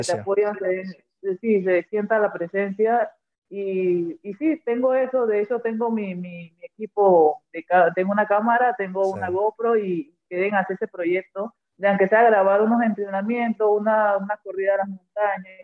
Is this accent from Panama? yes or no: yes; Panama; siendo la primera panameña